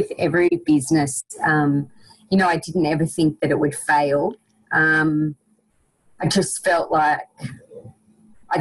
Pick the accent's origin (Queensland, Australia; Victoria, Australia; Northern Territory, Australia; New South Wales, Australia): New South Wales, Australia; Orange; And I'm from Orange. I grew up here, which is Central West New South Wales.